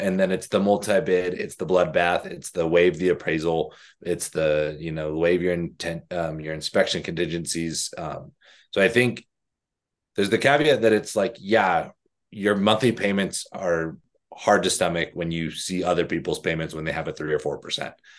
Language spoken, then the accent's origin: English; Arizona, United States; moved away; I'm from Arizona